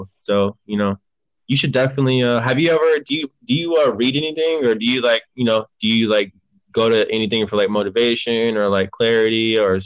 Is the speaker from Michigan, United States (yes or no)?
yes; Michigan, United States; now in Arizona, United States; I'm originally from Michigan